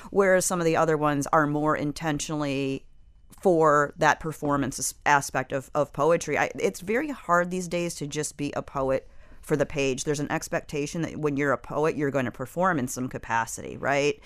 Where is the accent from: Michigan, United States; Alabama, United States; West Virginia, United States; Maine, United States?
Michigan, United States; now in South Florida, United States; I come from Michigan, which is a place where people are kind of taught to keep their feelings to themselves